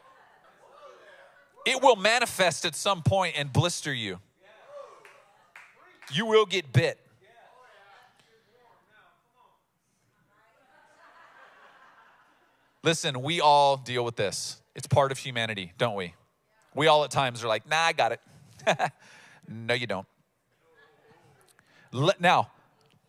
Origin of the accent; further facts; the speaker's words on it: United States; as Americans